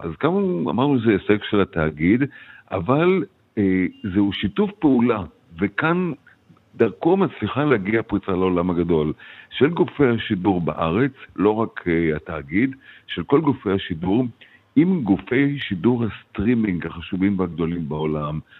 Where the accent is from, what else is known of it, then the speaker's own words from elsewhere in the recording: Israel; now in United States; אני כישראלי בארצות הברית